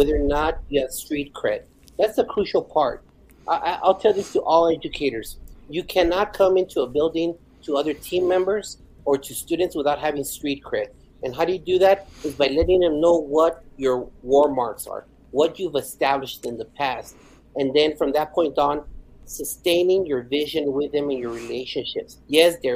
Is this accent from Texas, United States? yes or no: yes; El Paso, Texas, United States; English is a second language; also born or lived in Ciudad Juarez, Chihuahua, Mexico; now in Garland, United States; I was born in Ciudad Juarez, Chihuahua, Mexico, and my mom immigrated our family to El Paso, Texas. I've been an El Pasoan for the majority of my life